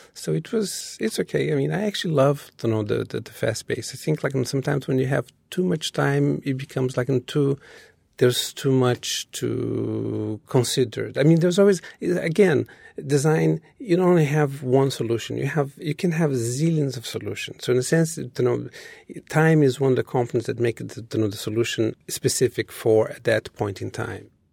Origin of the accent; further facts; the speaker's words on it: Rio de Janeiro, Brazil; moved away as an adult; now in New York City, United States; I was born in Rio.